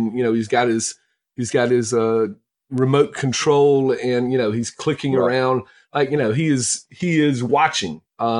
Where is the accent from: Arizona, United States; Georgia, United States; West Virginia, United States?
Georgia, United States; now in North Mississippi, United States; some of my favorite barbecue restaurants that I grew up on in Georgia